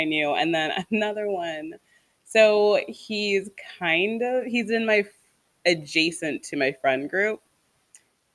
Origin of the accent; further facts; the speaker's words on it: Bay Area, California, United States; we say hella